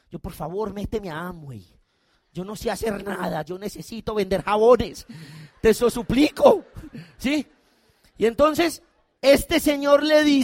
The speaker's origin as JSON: {"language": "Spanish", "country": "Colombia", "said": "O sea, yo no soy soldado, yo soy un colombiano, no tengo nada que ver, pero a mí me dio miedo."}